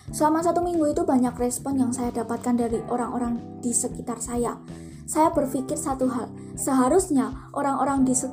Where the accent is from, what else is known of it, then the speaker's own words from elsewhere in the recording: Klaten, Central Java, Indonesia; saya asli Klaten, Jawa Tengah, saya kuliah dan sekarang semester 3.